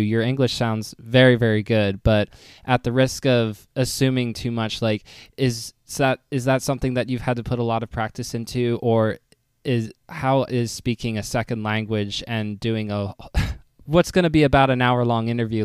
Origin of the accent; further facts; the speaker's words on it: United States; speaking as an American